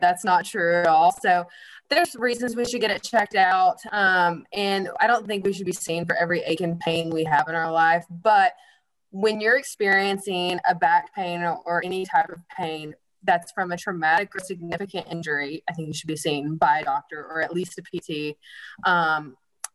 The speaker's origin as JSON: {"language": "English", "town": "Seymour", "region": "Tennessee", "country": "United States", "tie": "born or raised there", "said": "I grew up here in Seymour"}